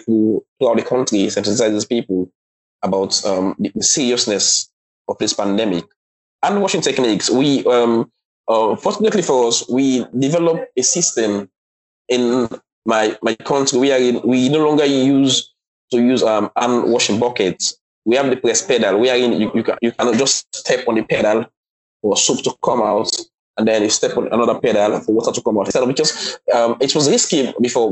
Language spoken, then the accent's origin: English; Sierra Leone; also born or lived in China